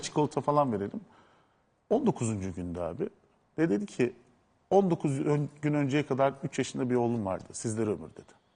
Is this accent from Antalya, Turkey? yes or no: no; Adana, Turkey; moved away; Ben o toprakların çocuğuyum. Ben Adanalıyım.